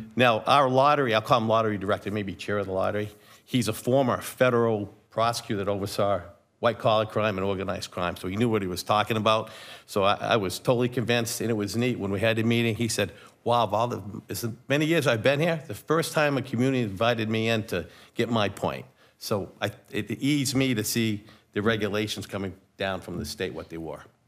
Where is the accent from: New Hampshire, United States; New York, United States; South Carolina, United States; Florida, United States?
New Hampshire, United States; Rochester; Born and raised in Rochester